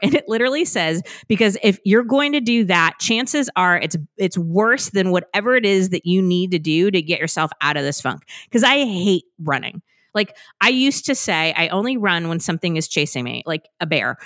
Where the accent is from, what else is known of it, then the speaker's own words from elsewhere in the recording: California, United States; moved away as an adult; now in Massachusetts, United States; I was born and raised in California.